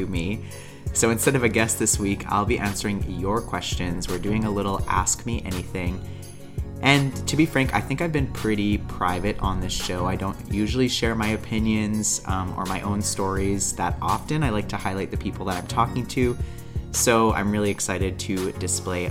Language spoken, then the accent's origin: English; Calgary, Alberta, Canada; my hometown of Calgary, Alberta